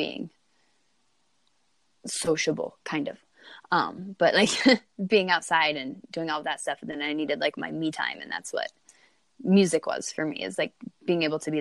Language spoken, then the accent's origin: English; Eastern Plains, Colorado, United States; I grew up actually out east in Colorado, the Eastern Plains